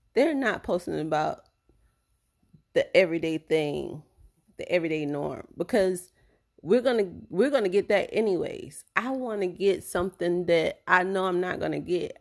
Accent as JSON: {"language": "English", "town": "Tampa", "region": "Florida", "country": "United States", "tie": "born or raised there", "said": "my hometown in tampa"}